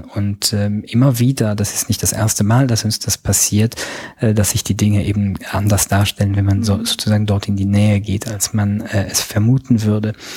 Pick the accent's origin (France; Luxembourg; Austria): Luxembourg; Ich bin äh, Luxemburger Staatsbürger, bei uns gab es gestern ein Referendum